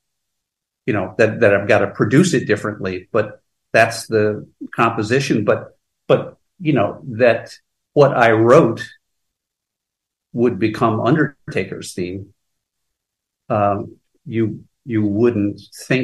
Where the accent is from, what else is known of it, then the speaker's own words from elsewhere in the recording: Pocahontas, Arkansas, United States; a kid growing up in Pocahontas, Arkansas, particularly with my dad